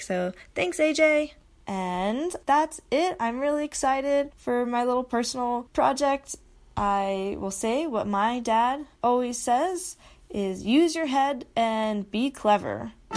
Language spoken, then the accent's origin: English; Utah, United States; I grew up in Utah, love it here